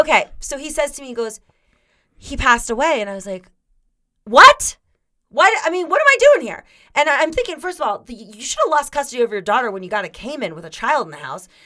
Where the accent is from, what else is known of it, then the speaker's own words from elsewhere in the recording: Florida, United States; I grew up in Florida